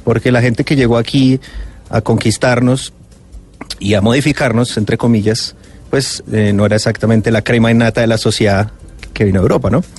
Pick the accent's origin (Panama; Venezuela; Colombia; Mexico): Colombia; Bogotá; yo como bogotano